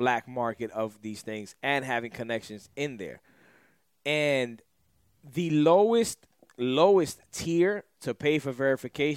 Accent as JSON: {"language": "English", "town": "New York City", "region": "New York", "country": "United States"}